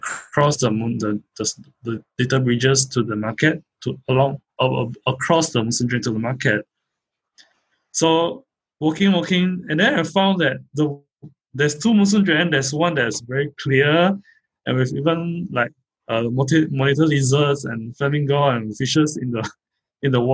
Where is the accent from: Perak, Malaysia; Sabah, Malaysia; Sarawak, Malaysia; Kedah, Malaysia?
Sarawak, Malaysia; Kuching; I'm from Kuching.